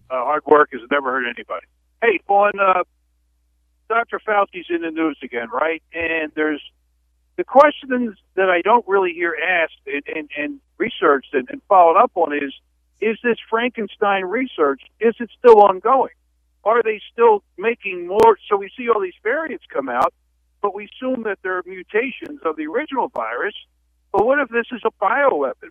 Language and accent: English; Iowa, United States; now in Idaho, United States; when I was a kid growing up in Iowa